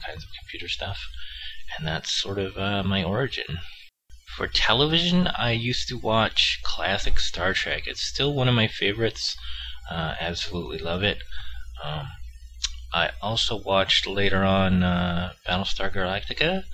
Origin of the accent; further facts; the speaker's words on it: San Francisco Bay Area, California, United States; born or raised there